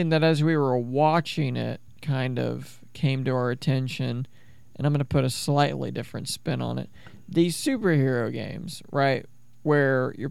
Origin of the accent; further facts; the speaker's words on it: United States; I'm an American. I'm from America